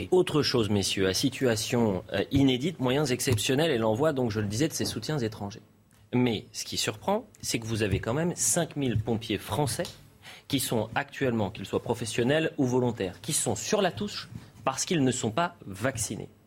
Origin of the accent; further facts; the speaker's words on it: France; Et je suis français et européen.